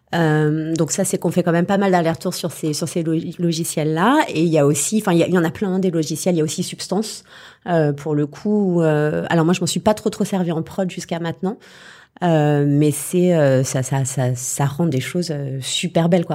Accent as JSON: {"language": "French", "town": "Paris", "region": "Île-de-France", "country": "France", "said": "je suis parisienne à la base"}